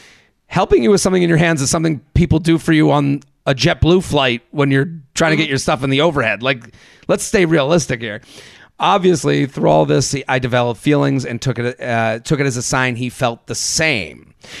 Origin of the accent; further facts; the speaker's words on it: Atlanta, Georgia, United States; now in Washington, D.C., United States; A little over a year ago, I moved from D.C. back to my hometown of Atlanta.